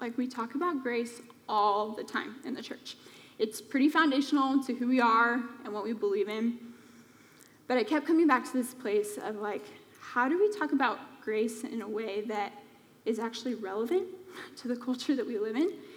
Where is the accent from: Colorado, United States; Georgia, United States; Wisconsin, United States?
Colorado, United States; moved away as an adult; now in Phoenix, United States; I grew up in Colorado